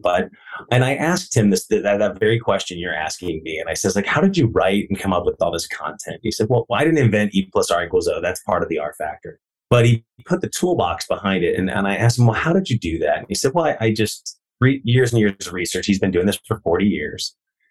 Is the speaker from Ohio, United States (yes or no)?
yes; near Dayton Springfield area, Western Ohio, United States; I grew up in Western Ohio, near Dayton Springfield area, out in the farmland